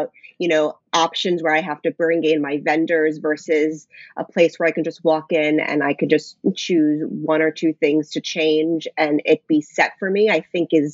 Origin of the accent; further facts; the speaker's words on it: New York area, United States; I'm from the New York area